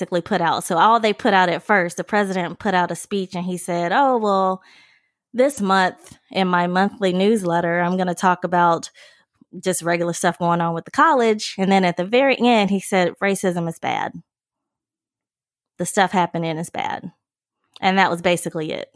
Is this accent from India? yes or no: no; Mississippi, United States; I'm from Mississippi